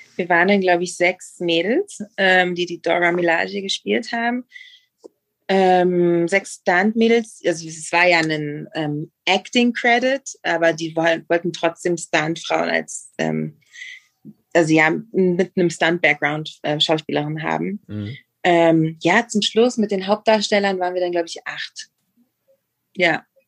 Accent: Berlin, Germany; moved away as an adult; now in Mexico; ich bin in Ostberlin aufgewachsen

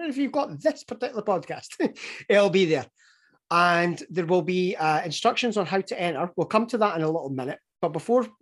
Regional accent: Scotland, United Kingdom; given that we are the Scottish guys

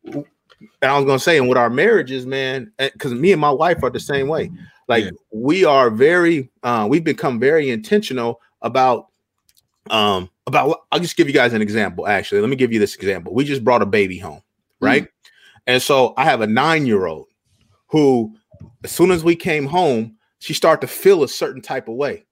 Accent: Iowa, United States; born and raised in Iowa

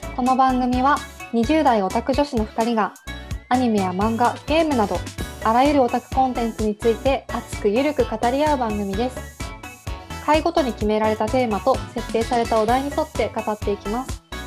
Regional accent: Japan; 私たちの地元に近くて広島

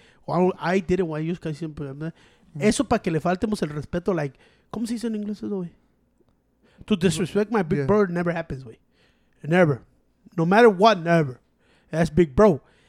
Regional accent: Chicago, Illinois, United States; I'm from Chicago

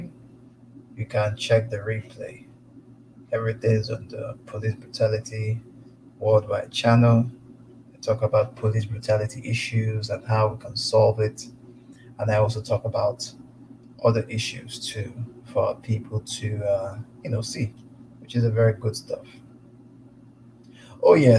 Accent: Igbo, Igboland, Nigeria; now in United States; I'm from the Igbo tribe

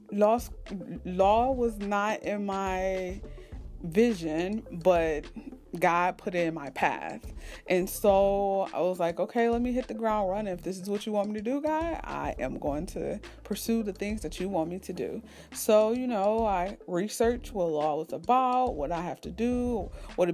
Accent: East Cleveland, Ohio, United States; I am a native of Ohio, born and raised in East Cleveland, Ohio

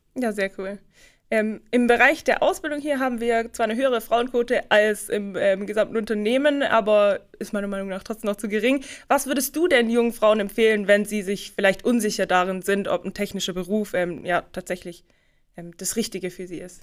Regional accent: Rottenburg am Neckar, Baden-Württemberg, Germany; Du kommst ja wie ich aus Rottenburg

